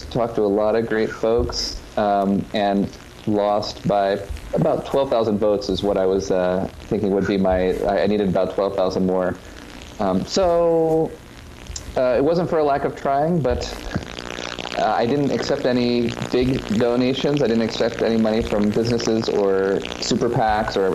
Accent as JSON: {"language": "English", "region": "Maryland", "country": "United States", "tie": "born or raised there", "also_born_or_lived": "Virginia", "said": "I was born in Virginia, but when I was three, we moved to Maryland. And other than when I'm living abroad or going to seminary, it's been Maryland all the way."}